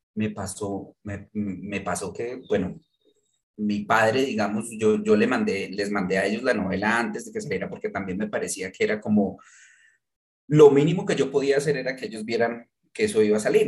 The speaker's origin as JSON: {"language": "Spanish", "town": "Manizales", "region": "Caldas", "country": "Colombia", "tie": "born or raised there", "moved": "yes", "said": "yo me fui de Manizales hace 22 años, o sea, ya llevo más tiempo viviendo por fuera que, en lo que viví Manizales"}